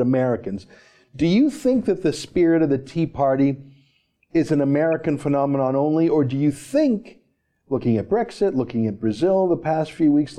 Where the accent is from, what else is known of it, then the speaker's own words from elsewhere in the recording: Canada; I'm a Canadian